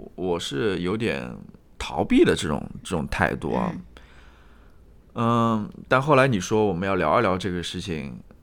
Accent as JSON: {"language": "Chinese", "region": "Jiangsu", "country": "China", "said": "东部的，我是来自江苏的"}